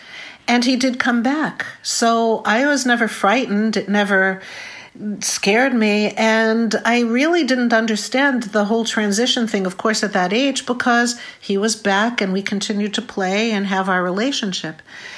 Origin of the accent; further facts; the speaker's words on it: Boston, Massachusetts, United States; I'm from Boston.